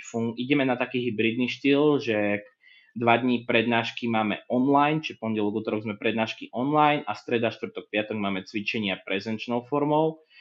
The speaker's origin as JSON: {"language": "Slovak", "town": "Martin", "region": "Žilina Region", "country": "Slovakia", "moved": "as an adult", "lives_now": "Žilina, Slovakia", "said": "ja som z Martina, ja som chcel ísť akože čo najďalej, hej, ja som čo som v Žiline"}